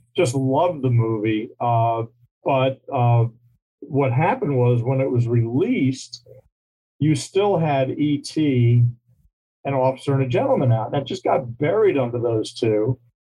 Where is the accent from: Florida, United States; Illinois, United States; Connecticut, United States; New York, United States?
New York, United States; moved away as an adult; also born or lived in Virginia; now in Glendale, California, United States; I say I'm from New York because that's basically where I grew up. But I was born in Virginia, raised in New York, uh, lived all over the place